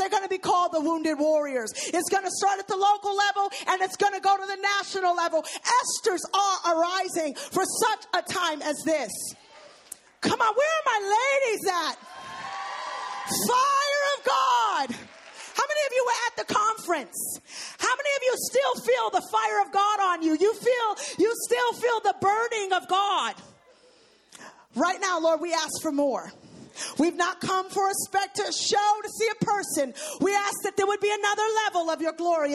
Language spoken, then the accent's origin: English; New York City, New York, United States; growing up in New York City during the drug wave